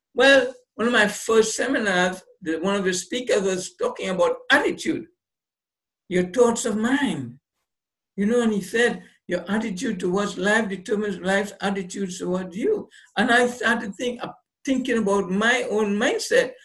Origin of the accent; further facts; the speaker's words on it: Trinidad & Tobago; I, was born on the island, grew up there, got my basic education in, in Trinidad and Tobago.